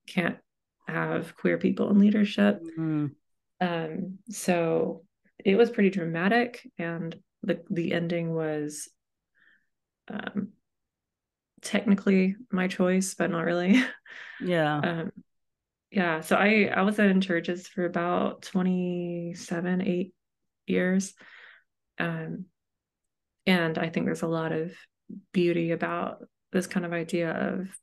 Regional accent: Knoxville, Tennessee, United States; I was born in Knoxville, Tennessee, and my dad was a Methodist pastor

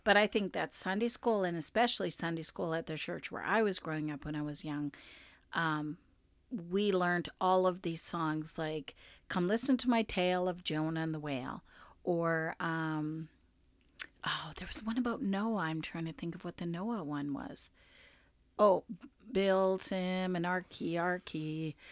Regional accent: Winnipeg, Manitoba, Canada; I was from Winnipeg

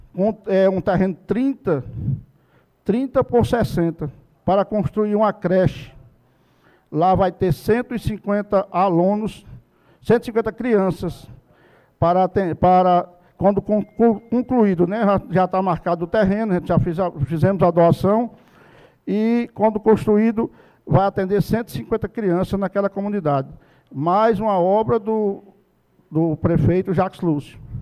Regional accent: Barra de Cima, Paraíba, Brazil; da comunidade de Barra de Cima lá onde eu nasci e cresci

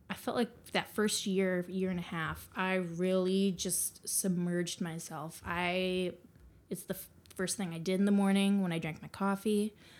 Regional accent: Green Bay, Wisconsin, United States; moved away; I am from Green Bay, Wisconsin

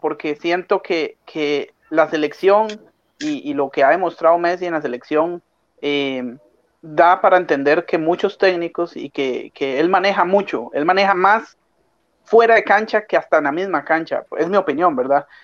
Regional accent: Costa Rica

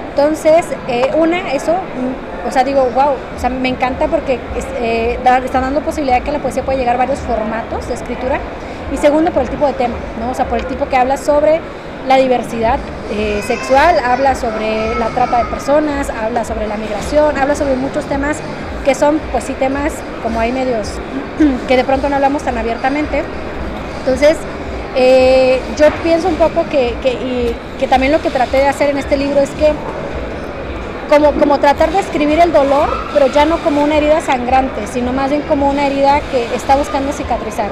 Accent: Oaxaca, Mexico; moved away as an adult; also born or lived in Mexico City; me regresé a mi casa, a mi pueblo, soy de Oaxaca.

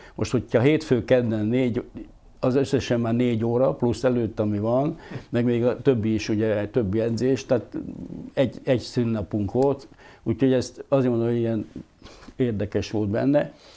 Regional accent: Hungary; moved away as an adult; also born or lived in Budapest; vidéki srác vagyok, és most ahhoz, hogy Pesten kellett élnem

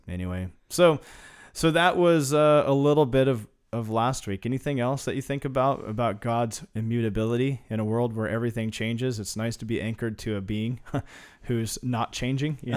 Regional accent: Kansas, United States; I grew up in Kansas

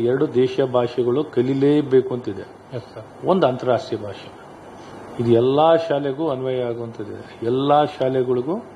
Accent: Karnataka, India; ನಮ್ಮ ನಾವು ಕನ್ನಡಿಗರಾಗಿರೋರು ನ್ಯಾಷನಲ್ ಅದೇ ರೀತಿ ಸದೃಢವಾಗಿ ಮುಂದೆ ತೊಗೊಂಡೋಗೋದಾಗಬೇಕು ನಮ್ಮ ರಾಜ್ಯದಲ್ಲಿ

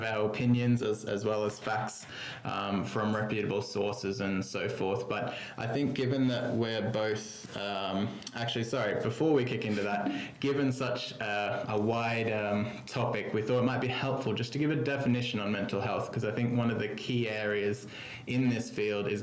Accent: Australia; moved away as an adult; now in London, United Kingdom; I'm an Australian, but have been living in London for 8 years now.

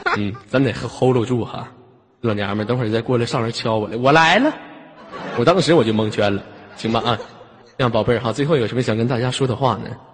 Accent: Northeast China, China; accent: Northeastern; 我们东北话

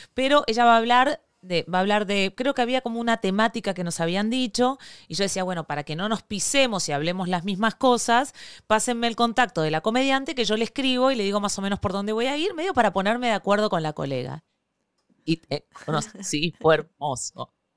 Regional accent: Argentina; born or raised there; moved away as an adult; now in Venezuela

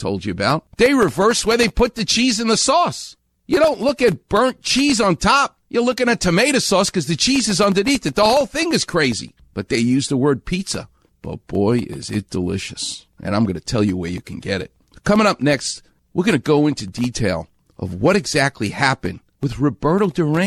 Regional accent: New York City, New York, United States; now in Los Angeles, United States; I'm from New York. I'm from Far Rockaway.

